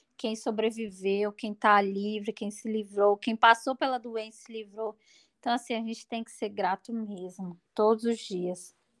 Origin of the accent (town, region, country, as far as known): Brazil